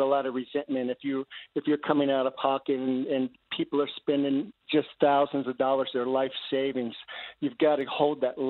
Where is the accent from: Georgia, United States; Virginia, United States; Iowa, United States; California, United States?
Virginia, United States; Northern; I grew up in Northern Virginia